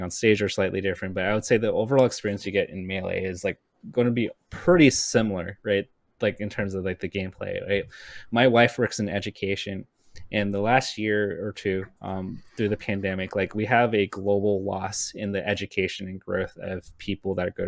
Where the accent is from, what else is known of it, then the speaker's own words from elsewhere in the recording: Southern California, United States; I grew up in SoCal